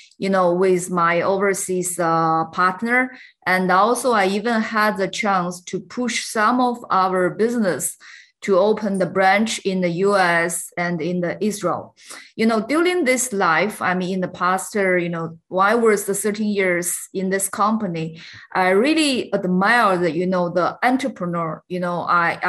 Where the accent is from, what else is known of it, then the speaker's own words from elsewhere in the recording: China; I grew up in China, and I think I also get my education in China